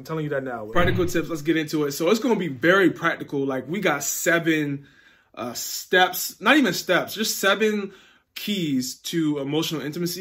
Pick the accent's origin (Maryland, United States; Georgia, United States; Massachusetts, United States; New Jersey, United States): Maryland, United States; Baltimore; I grew up in Baltimore.